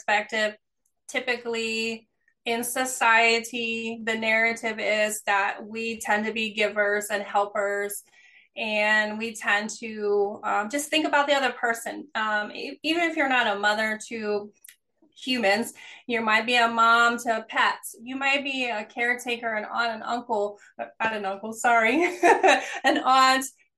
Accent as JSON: {"language": "English", "region": "East Coast", "country": "United States", "moved": "yes", "lives_now": "California, United States", "said": "I'm originally from the East Coast, living in California."}